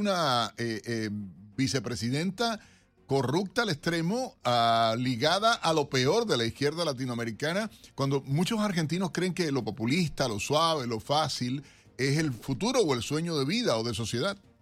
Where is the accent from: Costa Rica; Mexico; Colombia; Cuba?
Cuba; como cubano que soy